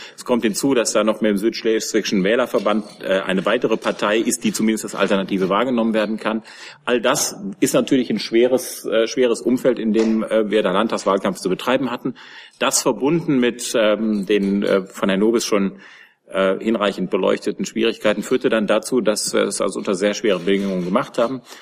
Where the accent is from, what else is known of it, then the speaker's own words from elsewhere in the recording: Germany; als, als Deutsche